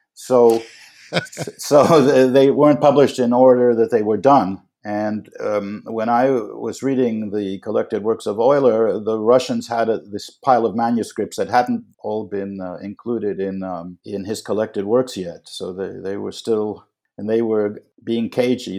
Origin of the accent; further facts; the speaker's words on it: New York City, New York, United States; a kid growing up in Manhattan